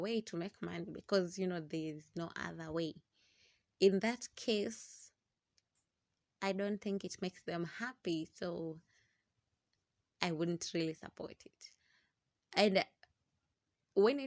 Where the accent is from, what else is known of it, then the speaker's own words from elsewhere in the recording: Kenya; being Kenyan, being in a country where sex is never discussed